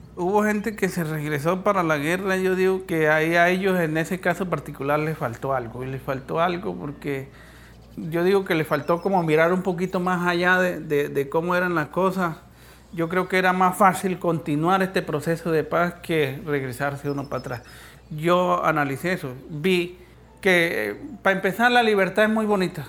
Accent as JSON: {"language": "Spanish", "town": "Pueblo Bello", "region": "Cesar", "country": "Colombia", "tie": "born or raised there", "said": "Yo nací en Pueblo Bello, César"}